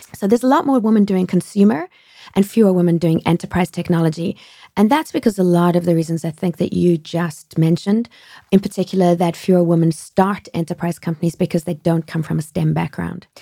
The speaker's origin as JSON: {"language": "English", "country": "South Africa", "tie": "born or raised there", "also_born_or_lived": "France", "moved": "as an adult", "lives_now": "United States", "said": "I grew up in South Africa"}